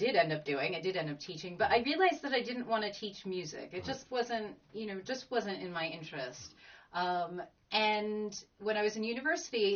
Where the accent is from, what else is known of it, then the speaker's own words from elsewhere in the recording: United States; moved away as an adult; also born or lived in Latvia; now in Laurencekirk, United Kingdom; my partner and I being American, and we're living in Scotland and Lawrence Kirk